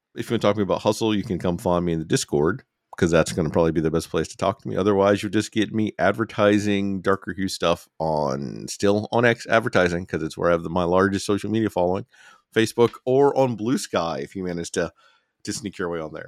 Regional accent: Alabama, United States; a young person growing up in Alabama

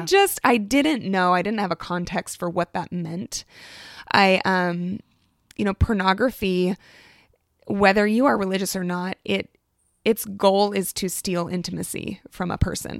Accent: Alaska, United States; moved away as an adult; now in Oregon, United States; I'm from Alaska, born and raised

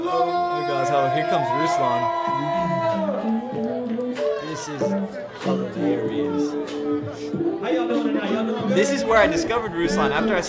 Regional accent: Austin, Texas, United States; I'm from Austin, Texas, the live music capital of the world.

